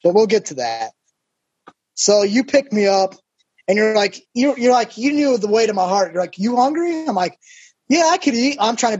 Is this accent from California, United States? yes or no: no; Michigan, United States; I'm from Michigan